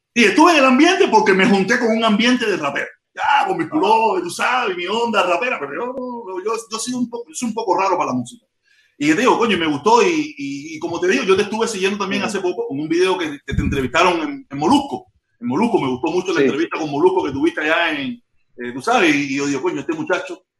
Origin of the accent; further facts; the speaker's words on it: Havana, Cuba; moved away as an adult; also born or lived in Santos Suárez / Playa / Regla / Cayo Hueso, Centro Habana; now in United States; Yo soy nacido y criado en Vedado, yo soy nacido y criado en Vedado